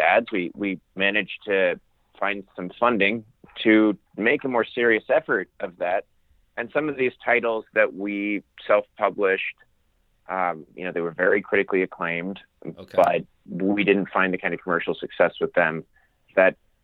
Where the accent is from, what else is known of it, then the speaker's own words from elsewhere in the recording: Fauquier County, Virginia, United States; also born or lived in Annapolis, Maryland; when I was nine, we moved to the northern part of Virginia, but by no means northern Virginia, so not the DC metro sprawl. We were out at the edge of cattle country in Fauquier County